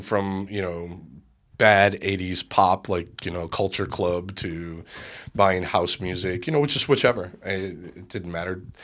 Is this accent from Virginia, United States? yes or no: no; Chicago, Illinois, United States; growing up in Bridgeport